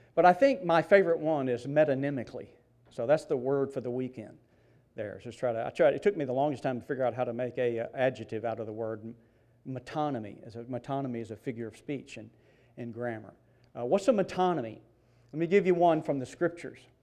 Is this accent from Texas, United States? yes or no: no; Mississippi, United States; I grew up in Mississippi.